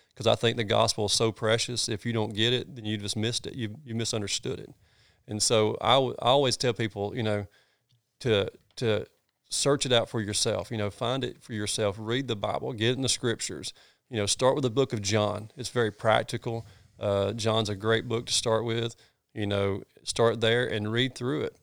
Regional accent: North Georgia, United States; also born or lived in Red Bud; I grew up in North Georgia. I grew up hunting these hills

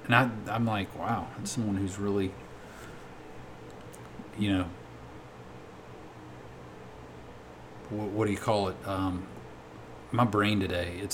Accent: United States; as an American

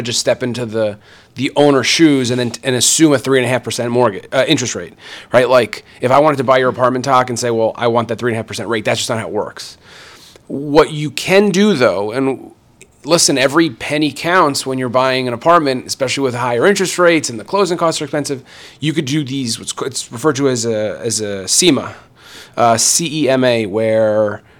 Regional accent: New Jersey, United States; now in New York City, United States; I grew up in North Jersey

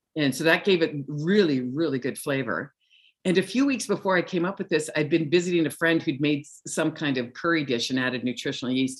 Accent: Viking, Alberta, Canada; now in Kelowna, Canada; I grew up in a little town called Viking, Alberta.

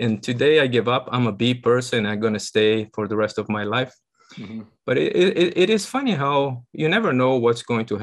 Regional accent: São Paulo, Brazil; moved away as an adult; now in United States; I'm originally from Brazil

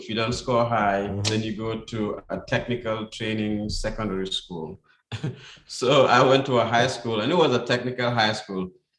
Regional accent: Gambia; moved away; I was born there, of course, in 67.

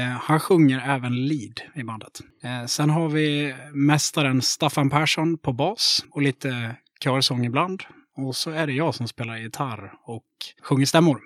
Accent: Mora, Dalarna County, Sweden; accent: Dalarna; moved away as an adult; now in Gothenburg, Sweden; Jag kommer från Mora i Dalarna

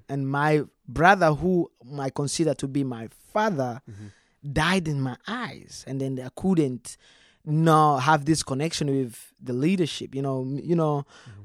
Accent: DR Congo; now in Texas, United States; that's where we was we were born

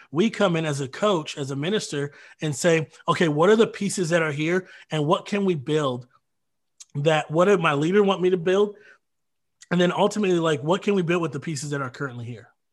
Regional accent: Detroit, Michigan, United States; moved away as an adult; also born or lived in Minnesota / Grand Rapids, Michigan; now in Kenosha, United States; I grew up in Detroit

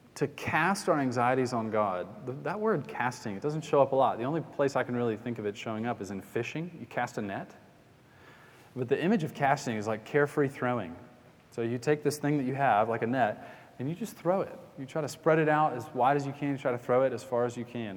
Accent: Atlanta, Georgia, United States; we got a Bass Pro Shop near where I grew up in Atlanta

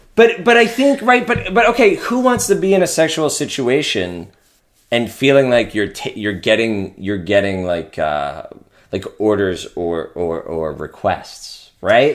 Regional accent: Pennsylvania, United States; I'm from Pennsylvania

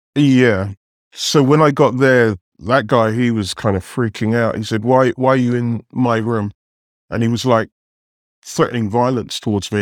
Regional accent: London, United Kingdom; moved away as an adult; now in New York City, United States; grew up in England, was educated in London

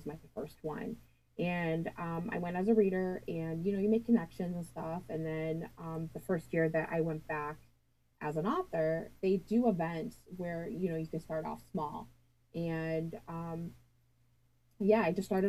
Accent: Michigan, United States; I'm from Michigan

